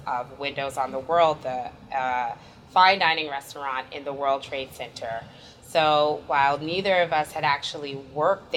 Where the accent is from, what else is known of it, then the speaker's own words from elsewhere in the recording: New York City, New York, United States; back to Harlem, back to my hometown